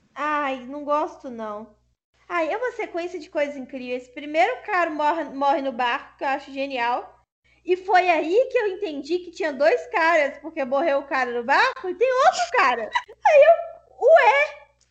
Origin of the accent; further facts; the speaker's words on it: Brazil; No Brasil isso é comum porque a gente é miscigenado